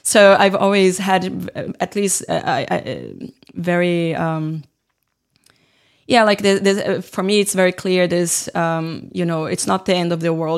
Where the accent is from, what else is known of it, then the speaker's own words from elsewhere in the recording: Brazil; moved away as an adult; now in Finland; I was working with games in, in my hometown in Brazil